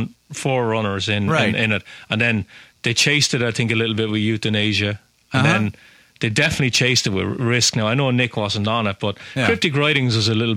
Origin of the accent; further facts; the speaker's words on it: Ireland; now in Lowell, United States; I'm Irish.